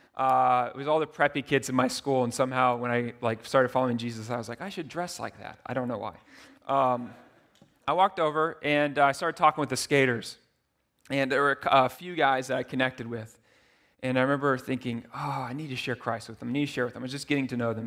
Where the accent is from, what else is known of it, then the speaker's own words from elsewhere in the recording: United States; I'm so American